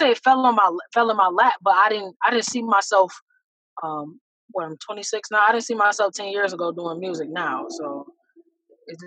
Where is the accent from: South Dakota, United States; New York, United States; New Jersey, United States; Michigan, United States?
New York, United States; Buffalo / Niagara Falls area; I'm trying to get a couple storefronts between here in Buffalo and then in Niagara Falls too